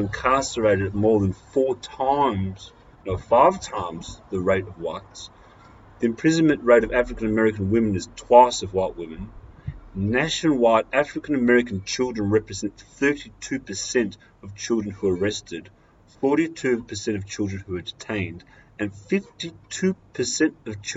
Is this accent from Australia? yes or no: yes; Australia; as a white male growing up in Australia